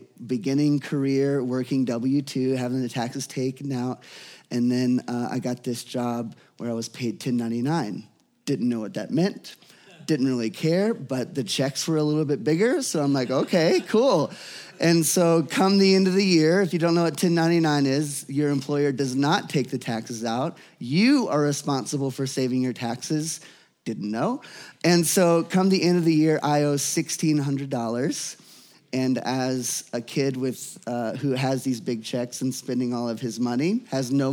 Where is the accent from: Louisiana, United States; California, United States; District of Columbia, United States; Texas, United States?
Louisiana, United States; growing up in Louisiana